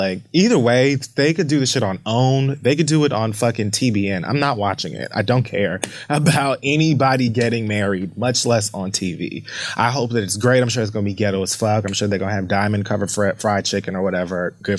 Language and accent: English; Bronx, New York, United States; he knows that I'm like, I'm passionate and I'm from the Bronx and whatever, whatever.